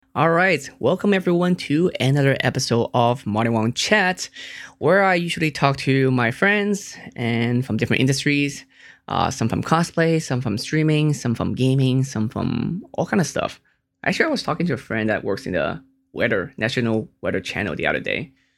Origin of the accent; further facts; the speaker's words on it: Hong Kong; I was born in Hong Kong